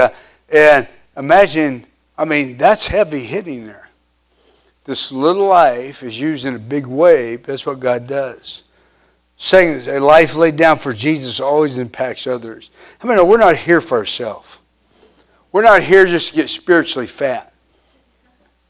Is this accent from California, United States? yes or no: no; Pittsburg, Kansas, United States; I grew up in Pittsburgh, Kansas